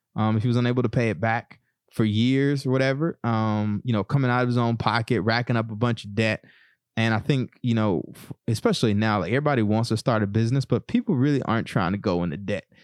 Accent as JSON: {"language": "English", "region": "East Texas", "country": "United States", "tie": "born or raised there", "said": "growing up in East Texas"}